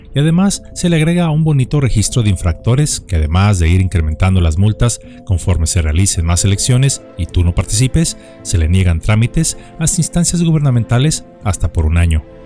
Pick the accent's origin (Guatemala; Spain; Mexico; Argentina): Mexico; en nuestro país